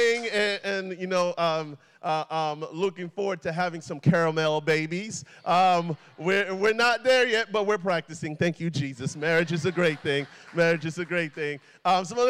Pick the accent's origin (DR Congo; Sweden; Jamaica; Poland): DR Congo; also born or lived in Atlanta, Georgia, United States; now in United States; I was born in the Democratic Republic of Congo, Zaire, which is Central Africa. I moved here about 20 years ago with my family